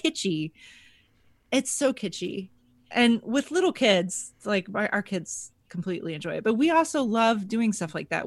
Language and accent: English; Texas, United States; moved away as an adult; now in Buffalo, United States; I grew up, I grew up in Texas.